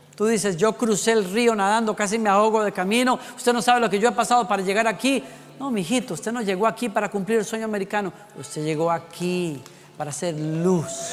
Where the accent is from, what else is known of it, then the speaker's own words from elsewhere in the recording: Costa Rica; moved away; en decimos allá en Costa Rica